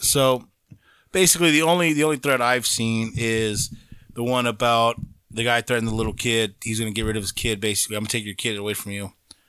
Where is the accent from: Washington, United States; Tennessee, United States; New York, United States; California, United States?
California, United States; Rancho Cucamonga; I would have said Rancho Cucamonga. Like, I would have said where I'm from.